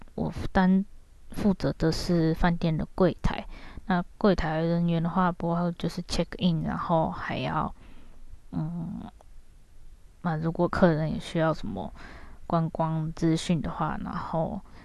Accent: Taiwan; moved away as an adult; now in Japan; 跟我同样是台湾人的一个姐姐

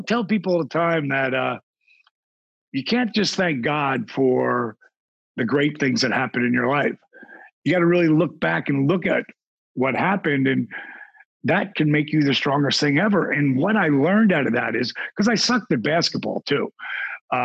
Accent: Point Pleasant, New Jersey, United States; I grew up in Point Pleasant, New Jersey

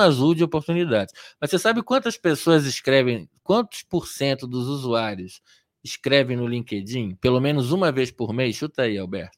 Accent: Rio de Janeiro, Brazil; moved away as an adult; also born or lived in Atibaia; now in São Paulo, Brazil; eu sou nascido e criado em Copacabana, no Rio de Janeiro

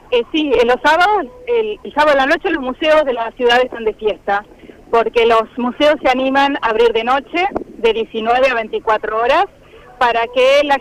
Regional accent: Moreno, Buenos Aires Province, Argentina; Eh, somos de Moreno.

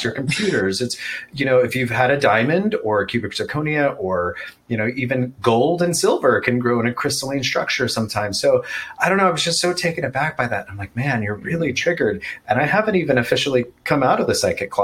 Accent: Texas, United States; I grew up in Texas

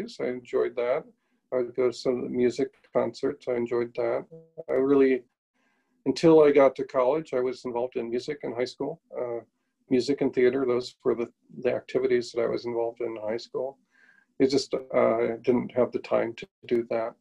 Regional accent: McLean, Illinois, United States; the same church that I went to when I was growing up in McLean, Illinois

